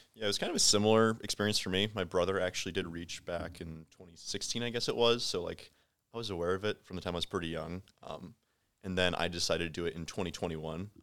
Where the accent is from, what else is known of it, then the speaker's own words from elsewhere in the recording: Hartville, Ohio, United States; now in Columbus, United States; I'm also from Hartville